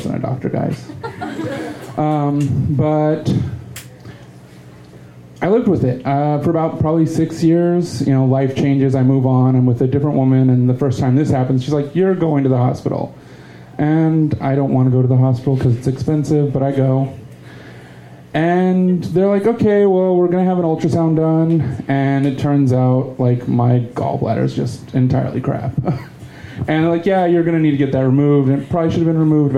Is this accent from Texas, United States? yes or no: yes; Texas, United States; growing up in Texas, been going to HEB 30 years more.